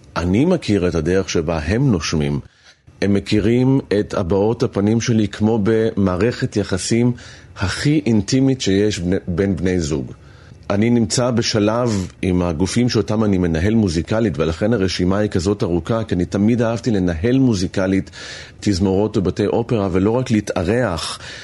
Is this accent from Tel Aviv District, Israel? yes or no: yes; Holon, Tel Aviv District, Israel; בחדר שלי, בבית של ההורים בחולון